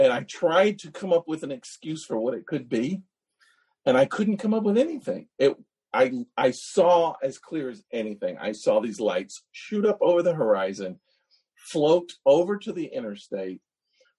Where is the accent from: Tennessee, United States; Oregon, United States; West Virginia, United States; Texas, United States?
Tennessee, United States; East; also born or lived in Chattanooga; And I grew up in East Tennessee.